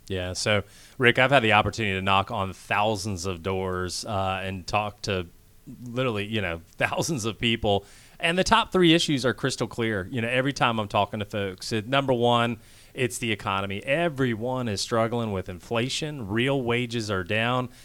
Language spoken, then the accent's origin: English; Kansas, United States; moved away as an adult; also born or lived in Washington, D.C. / Philadelphia; now in Georgia, United States; I grew up actually in Kansas